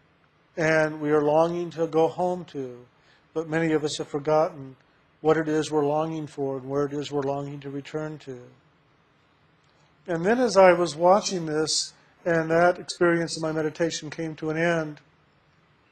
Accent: San Antonio, Texas, United States; I was born in San Antonio, Texas.

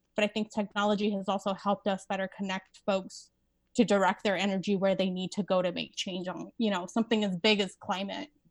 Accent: Las Vegas, Nevada, United States; I live in Las Vegas. I grew up in Las Vegas.

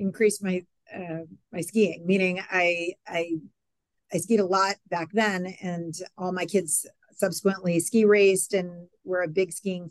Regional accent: Acton, Massachusetts, United States; also born or lived in Pittsfield, Massachusetts; I started elementary school in Acton, Massachusetts

